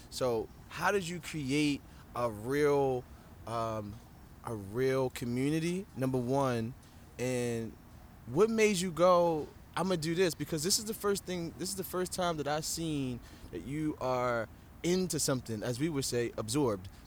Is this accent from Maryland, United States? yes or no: yes; Baltimore, Maryland, United States; I'm from Baltimore